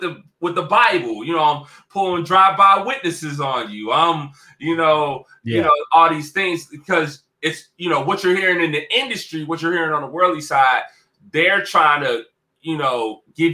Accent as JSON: {"language": "English", "town": "Cincinnati", "region": "Ohio", "country": "United States", "tie": "born or raised there", "said": "my hometown, Cincinnati, Ohio"}